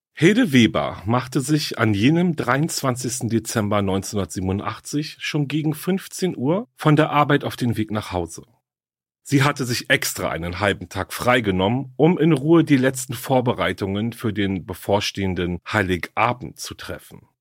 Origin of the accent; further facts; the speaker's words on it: Berlin, Germany; Berlin ist ja meine Heimatstadt